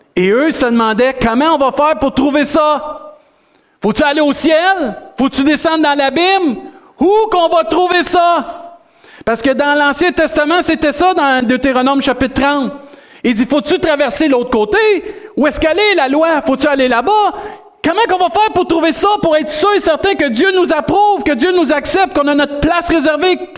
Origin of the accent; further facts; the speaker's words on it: Rimouski, Quebec, Canada; on est des Rimouskois sauvés